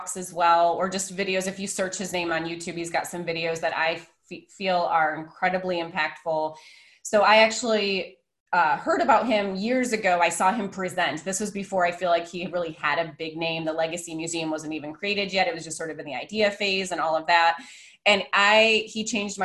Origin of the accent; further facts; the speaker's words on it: Michigan, United States; now in Phoenix, United States; I live in Phoenix now, which is in the desert, but I'm from Michigan originally